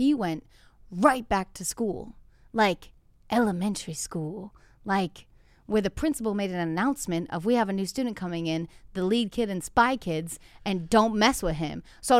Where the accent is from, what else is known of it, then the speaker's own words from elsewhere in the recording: New England, United States; That's like me because I'm from New England, slapping a bag of wine with a beanie on and a scarf.